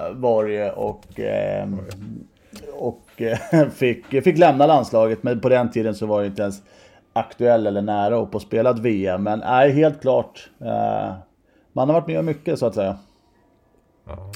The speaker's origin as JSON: {"language": "Swedish", "town": "Stockholm", "region": "Stockholm County", "country": "Sweden", "also_born_or_lived": "Huddinge", "said": "Jag är ju från Sätra så jag är ju Mälarhöjden Breding bo från början"}